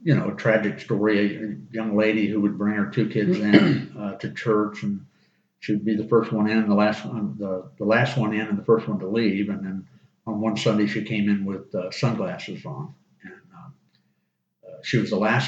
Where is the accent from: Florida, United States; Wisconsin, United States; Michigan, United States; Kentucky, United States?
Florida, United States; Auburndale; also born or lived in South Alabama; I grew up in Auburndale and was there until I graduated from high school